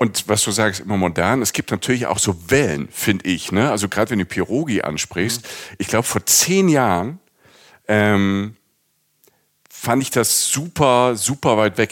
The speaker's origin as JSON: {"language": "German", "region": "Rhineland-Palatinate", "country": "Germany", "said": "ich komme aus der Pfalz, ich komme vom Land"}